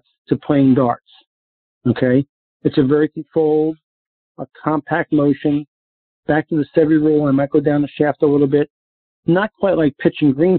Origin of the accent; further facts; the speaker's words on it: New York, United States; now in Naples, United States; growing up in New York